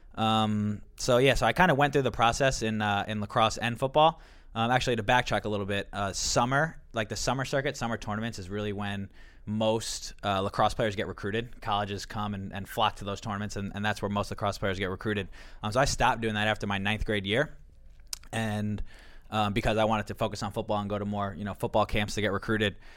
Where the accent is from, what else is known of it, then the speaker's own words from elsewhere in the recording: Long Island, New York, United States; growing up on Long Island